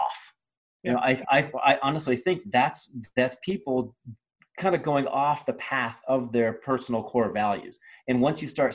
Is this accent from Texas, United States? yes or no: no; Ohio, United States; All the values I had when I was growing up in Ohio